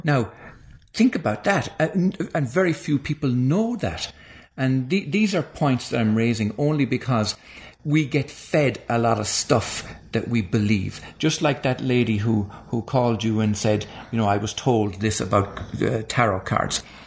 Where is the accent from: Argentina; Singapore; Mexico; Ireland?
Ireland; moved away; when I was growing up in Ireland